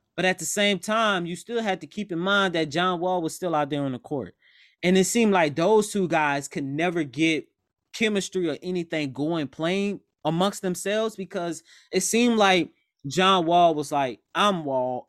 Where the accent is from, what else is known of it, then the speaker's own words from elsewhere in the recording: New Orleans, Louisiana, United States; I'm also from New Orleans